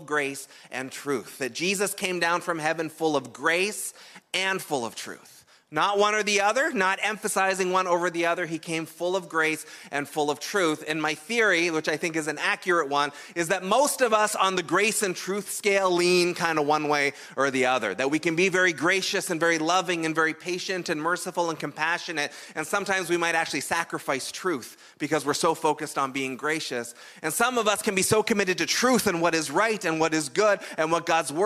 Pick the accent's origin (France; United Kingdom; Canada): Canada; we're Canadian